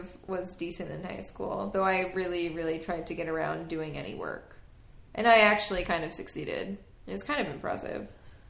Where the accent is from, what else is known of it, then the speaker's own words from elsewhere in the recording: Long Island, New York, United States; also born or lived in Philadelphia, Pennsylvania; I'm from New York. I'm from Long Island.